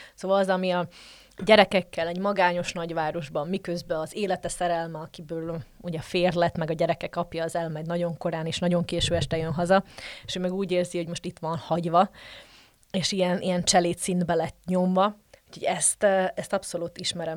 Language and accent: Hungarian; Slovakia; moved away as an adult; also born or lived in Žitný ostrov (Csallóköz); now in Brussels, Belgium